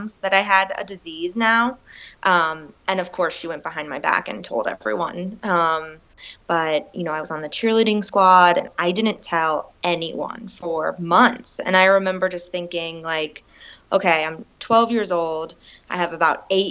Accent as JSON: {"language": "English", "region": "Pennsylvania", "country": "United States", "moved": "yes", "lives_now": "Denver, United States", "said": "I'm originally from Pennsylvania"}